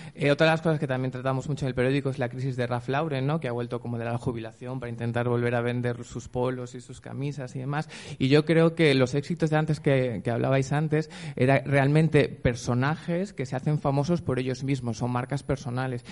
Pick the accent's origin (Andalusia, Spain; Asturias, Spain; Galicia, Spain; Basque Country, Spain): Galicia, Spain; A Coruña; soy de Coruña